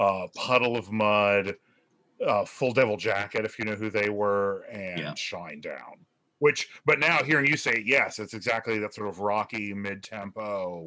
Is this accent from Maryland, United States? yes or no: no; North Carolina, United States; I'm from North Carolina.